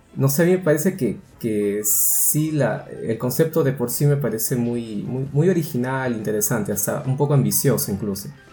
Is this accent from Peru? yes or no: yes; Peru